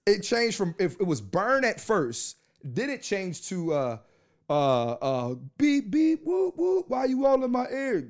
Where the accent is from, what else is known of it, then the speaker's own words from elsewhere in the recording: Philadelphia, Pennsylvania, United States; I'm from Philly